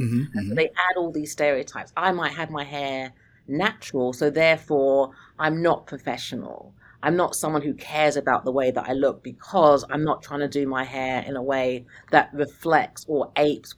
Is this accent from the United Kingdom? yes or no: yes; United Kingdom; moved away as an adult; now in Pennsylvania, United States; I'm British